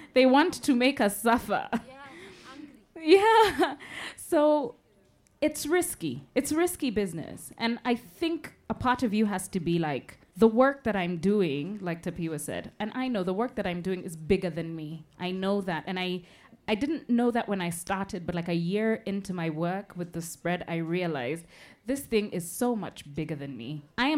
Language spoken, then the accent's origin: English; Kenya; A Kenyan. As a Kenyan queer woman.